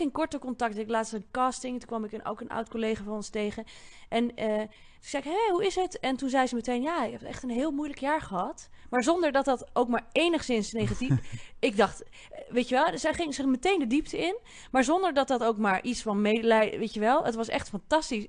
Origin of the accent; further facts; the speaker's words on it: Bussum, North Holland, Netherlands; ik kom ook uit Bussum